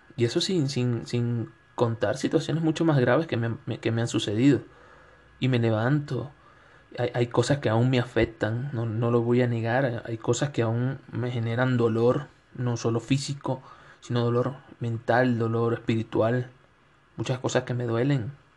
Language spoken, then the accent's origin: Spanish; Venezuela; moved away as an adult; also born or lived in Quito, Ecuador; now in Cuenca, Ecuador; en Venezuela, donde soy, del estado de Suárez